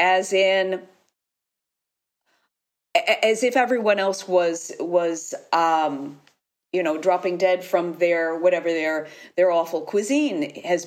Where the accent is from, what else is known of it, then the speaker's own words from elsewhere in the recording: United States; moved away as an adult; now in Italy; I've lived here for 30 years, but I am American. My life is in Italy